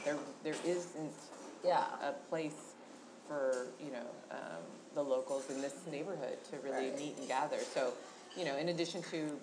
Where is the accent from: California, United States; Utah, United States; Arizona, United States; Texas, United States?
California, United States; San Francisco; moved away as an adult; also born or lived in Sacramento / Melbourne, Australia; now in Napa, United States; I'm a Bay Area native, San Francisco. Native, born and raised there